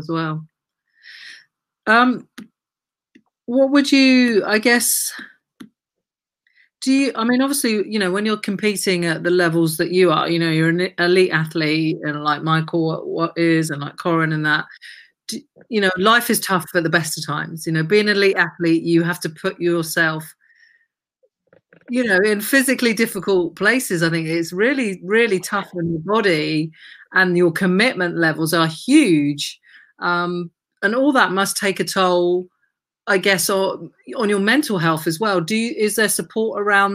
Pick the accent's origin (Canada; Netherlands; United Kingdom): United Kingdom; Brighton, South East England; I'm from Brighton.